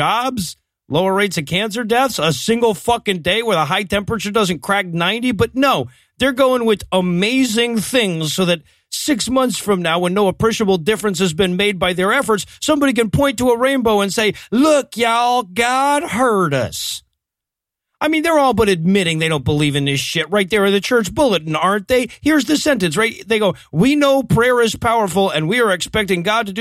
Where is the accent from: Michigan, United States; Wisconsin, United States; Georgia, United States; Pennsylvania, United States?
Georgia, United States; Waycross; the streets of my hometown